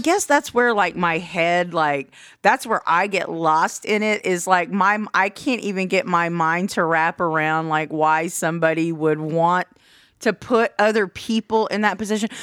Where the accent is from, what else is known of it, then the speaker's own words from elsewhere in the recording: United States; as the American public